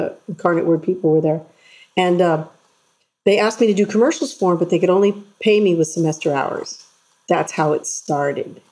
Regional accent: San Antonio, Texas, United States; I was born in San Antonio

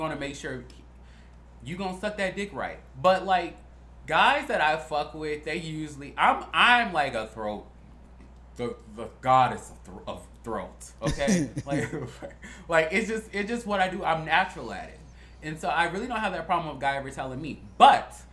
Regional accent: Chicago, Illinois, United States; moved away; We're from Chicago

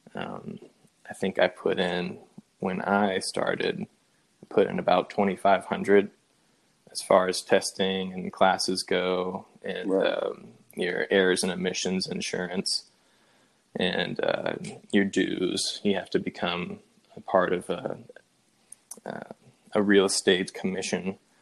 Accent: Spring Hill, Tennessee, United States; We both uh, Went to Independence High School in Spring Hill, Tennessee, my hometown

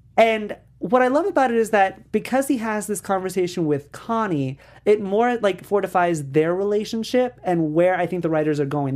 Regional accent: New York, United States; I'm from New York

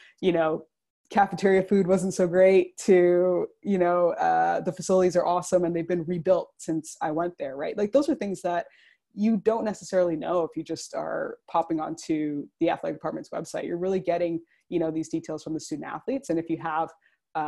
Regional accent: Toronto, Ontario, Canada; I'm currently in Toronto and I'm from essentially the greater Toronto area.

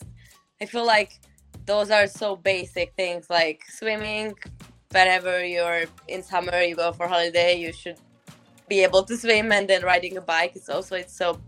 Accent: Budapest, Hungary; moved away as an adult; now in Ottawa, Canada; I grew up in Budapest

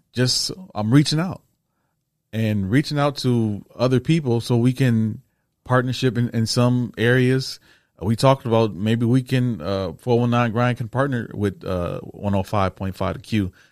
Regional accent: Toledo, Ohio, United States; I'm from Toledo

